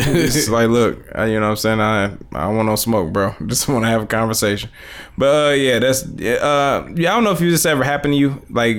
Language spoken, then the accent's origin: English; Highland Park, Michigan, United States; No, I'm from Highland Park. Fuck, nigga, I'm from Detroit down.